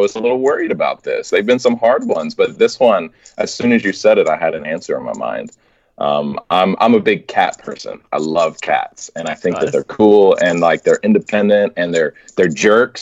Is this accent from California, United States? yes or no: no; Alabama, United States; moved away as an adult; also born or lived in Texas; now in Oklahoma, United States; I am from Alabama